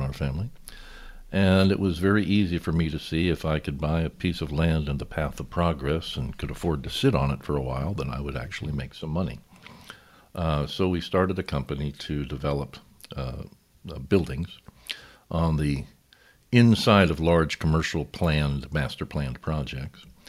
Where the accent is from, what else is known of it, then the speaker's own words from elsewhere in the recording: Newport Beach, California, United States; also born or lived in Balboa, California / San Clemente, California / Covina, California; I grew up in Newport Beach, California